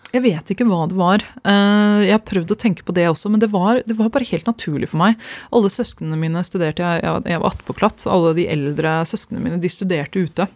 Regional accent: Oslo, Norway; moved away as an adult; also born or lived in Skjetten, Viken / England; jeg kommer fra Stovner og Skjetten. Det er der jeg vokste opp

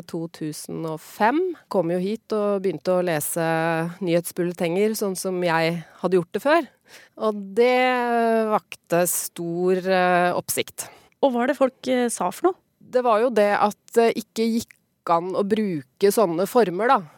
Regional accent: Hokksund, Buskerud, Norway; accent: broad Eastern Norwegian; Jeg er jo fra Nedre Buskerud, Hokksund, eh, hvor de snakker veldig sånn breit Eh, østlandsmål, da, egentlig. Så det er sånn eh, jeg eh, snakka da jeg var lita, og så etter hvert så begynte jeg å moderere meg mer og mer.

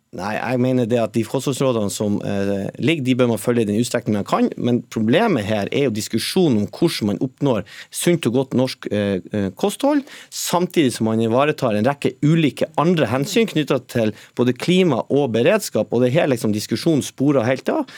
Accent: Northern Norway, Norway; Nå kommer jeg selv fra, fra Nord-Norge

